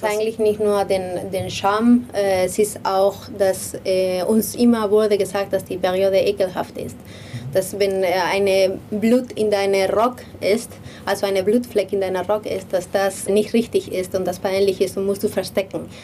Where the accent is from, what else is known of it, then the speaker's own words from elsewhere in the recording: Madrid, Community of Madrid, Spain; moved away; ich komme aus, aus Madrid